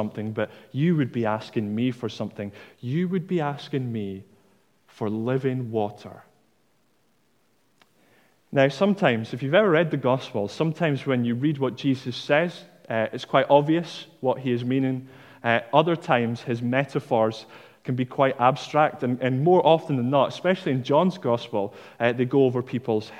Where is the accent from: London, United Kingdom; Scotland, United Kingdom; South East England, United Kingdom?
Scotland, United Kingdom; Dundee; I'm from Dundee, and I have a tendency to drop my T's in the middle of words